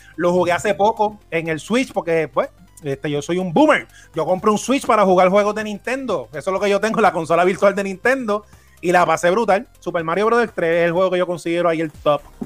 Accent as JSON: {"language": "Spanish", "country": "Puerto Rico"}